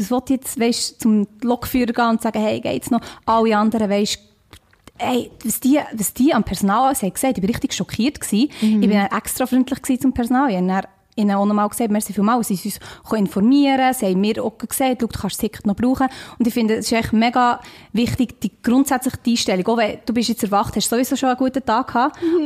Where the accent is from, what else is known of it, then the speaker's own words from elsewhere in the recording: Switzerland; accent: Swiss Standard German; ich bin aus der Schweiz